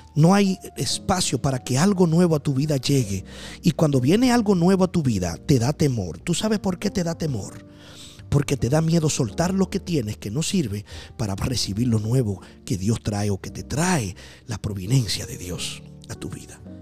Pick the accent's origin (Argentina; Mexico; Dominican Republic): Dominican Republic; Yo soy de la República Dominicana